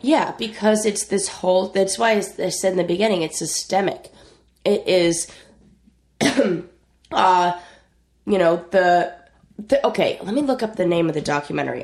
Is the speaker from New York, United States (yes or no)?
no; Orange County, Southern California, United States; I grew up in Southern California